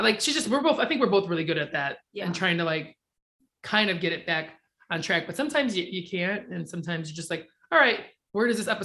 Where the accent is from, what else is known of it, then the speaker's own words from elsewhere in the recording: Hammond, Indiana, United States; moved away as an adult; also born or lived in Bloomington, Indiana; now in Chicago, United States; technically I'm born and raised in Indiana, but it's a suburb of Chicago where I'm from.